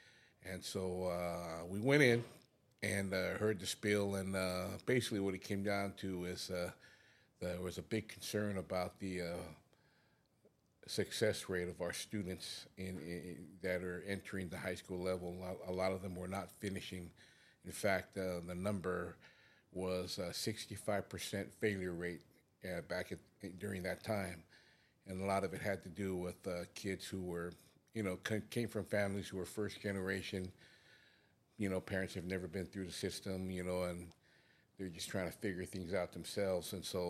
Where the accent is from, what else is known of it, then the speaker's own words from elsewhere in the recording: American Samoa; I'm originally from American Samoa. I come from a family of 17, traditional Polynesian families, real big